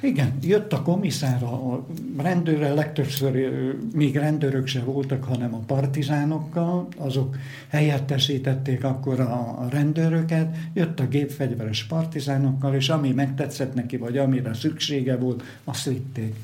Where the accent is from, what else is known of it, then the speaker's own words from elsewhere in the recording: Moldava nad Bodvou, Košice Region, Slovakia; Itt születtem, itt nőttem föl ebbe a millióbe